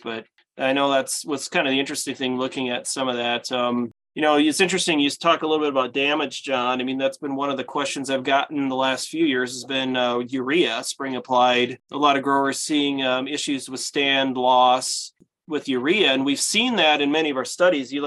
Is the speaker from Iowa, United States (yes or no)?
yes; Iowa, United States; growing up in Iowa